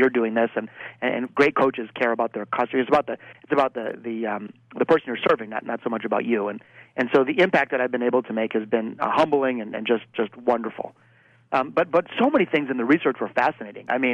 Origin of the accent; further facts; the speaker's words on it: Detroit, Michigan, United States; my hometown of Detroit, Michigan